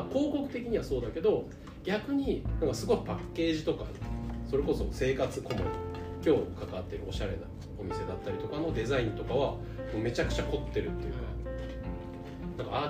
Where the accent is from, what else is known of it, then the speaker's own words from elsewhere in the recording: Japan; 僕ら日本人